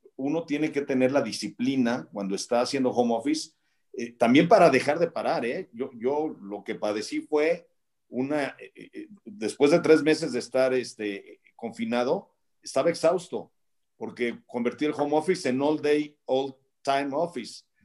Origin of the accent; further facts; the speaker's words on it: Mexico; como mexicanos